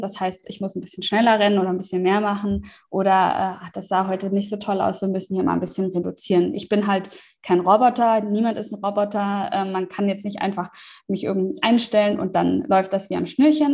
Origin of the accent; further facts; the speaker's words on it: Germany; moved away as an adult; meinen Umzug zurück in, die in meine alte Heimat